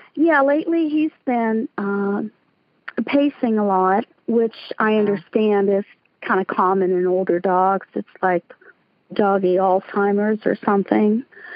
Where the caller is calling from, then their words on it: Altoona, Pennsylvania, United States; I'm calling from Altoona, Pennsylvania